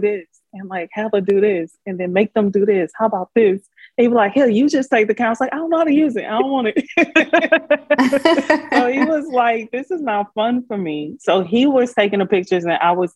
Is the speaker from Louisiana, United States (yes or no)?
yes; Baton Rouge, Louisiana, United States; moved away as an adult; also born or lived in Houston / Korea; I'm from Baton Rouge